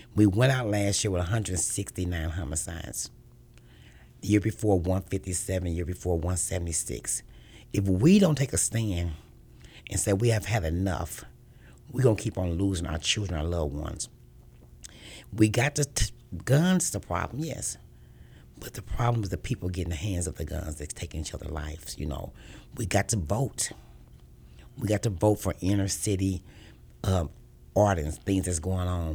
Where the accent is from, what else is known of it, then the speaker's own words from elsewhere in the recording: Kansas City, Missouri, United States; Born and raised in Kansas City all my life